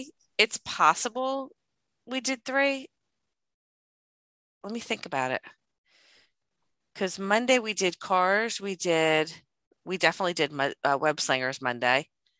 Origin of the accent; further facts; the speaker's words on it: New Jersey, United States; I'm from Jersey.